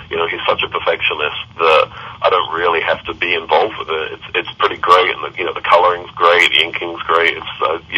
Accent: Kentucky, United States; yeah, he's right. I'm from Kentucky.

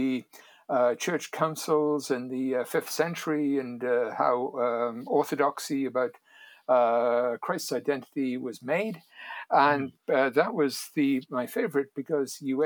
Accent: Wales, United Kingdom; moved away as an adult; now in United States; I grew up in Wales. I came to the United States in 1980.

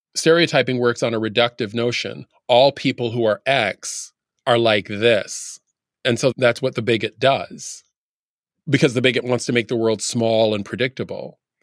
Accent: Canada; now in United States; when I tell people where I'm from, I tell people I was born in Canada

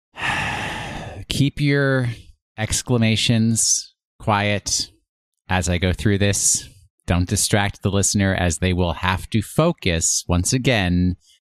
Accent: Rye, New York, United States; We are brought to thoughts of our youth in Westchester County, New York

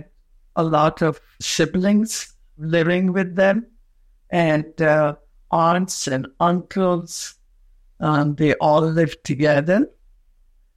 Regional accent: Quetta, Balochistan, Pakistan; I was born in a province which was part of India, Pakistan, and Afghanistan, a small town named Quetta

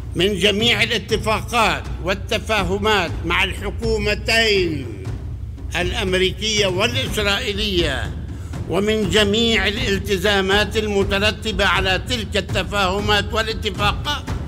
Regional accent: Palestine

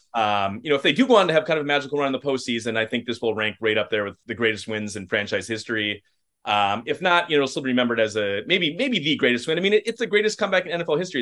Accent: Forest Lake, Minnesota, United States; I grew up in Forest Lake, so, you know, of course, uh, grew up as a Vikings fan

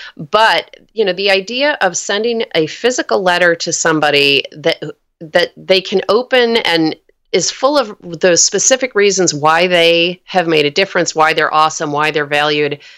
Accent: New York, United States; now in Oakland, United States; I'm from New York. My whole family's uh, back on the East Coast

